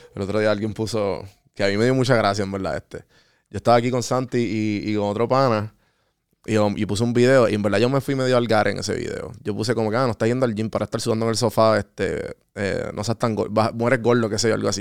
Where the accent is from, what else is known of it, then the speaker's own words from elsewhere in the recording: San Juan, Puerto Rico; also born or lived in Atlanta; Yo en Atlanta decía, no, yo soy de San Juan